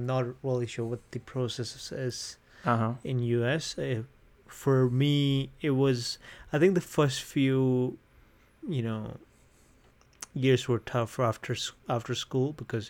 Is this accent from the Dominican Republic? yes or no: no; India; now in Canada; When I came from India, I came directly to Medicine Hat, right? That was where my college was.